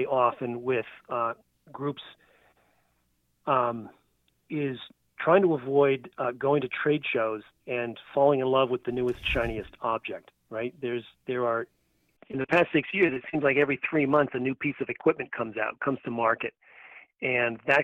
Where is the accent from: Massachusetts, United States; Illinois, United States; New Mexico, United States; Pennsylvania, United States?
Massachusetts, United States; my home state